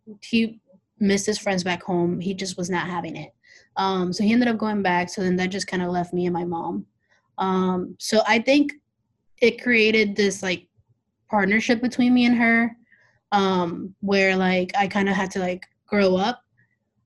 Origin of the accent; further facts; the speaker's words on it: Mexico City, Mexico; now in Indianapolis, United States; yo soy del Distrito Federal de Mexico, so I'm from Mexico City.